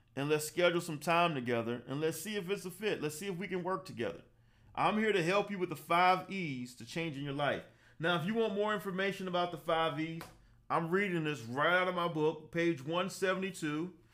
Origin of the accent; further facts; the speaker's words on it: Savannah, Georgia, United States; also born or lived in Atlanta, Georgia; I grew up in Savannah, Georgia. I went to high school there, graduated college there, worked there, left at the age of 23